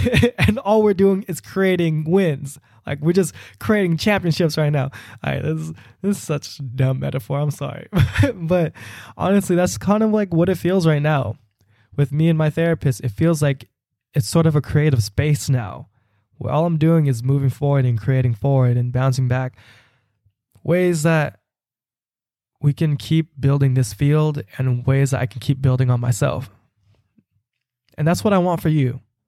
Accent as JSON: {"language": "English", "country": "Philippines", "said": "Even though they don't identify with me as a Filipino person, I just felt safe in those spaces to really comfortably share who I am"}